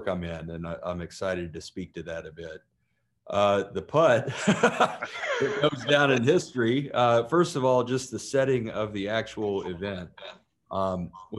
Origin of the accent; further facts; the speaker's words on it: the South, United States; I'm from the South, and that's how we talk out here on the front lines.